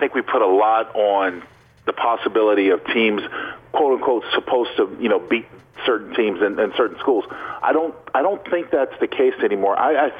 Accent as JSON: {"language": "English", "region": "Southern California", "country": "United States", "moved": "yes", "said": "I was from Southern California."}